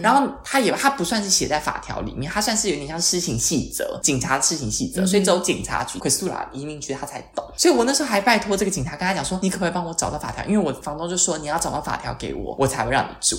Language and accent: Chinese; Taiwan; moved away as an adult; now in Milan, Italy; 我一个台湾人